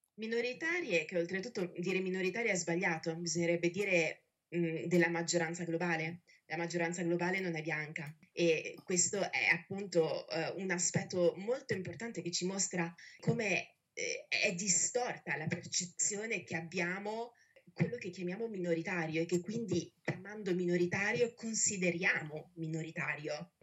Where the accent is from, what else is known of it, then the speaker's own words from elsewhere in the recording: Italy; Io ho passato tutta la mia vita a dover giustificare l'essere italiana